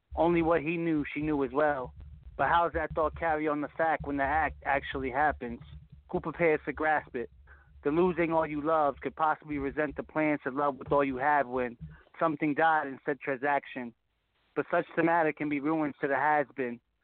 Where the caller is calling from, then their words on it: Connecticut, United States; Calling from Connecticut.